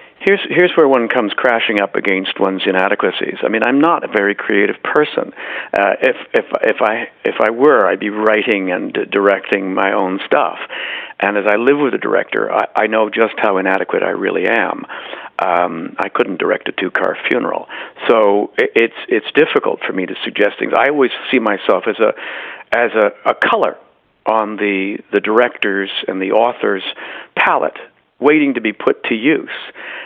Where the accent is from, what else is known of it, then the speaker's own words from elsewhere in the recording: Boston, Massachusetts, United States; born there; I mean, I'm very lucky to have been born in Boston because my parents were trying to, you know, figure out what they were doin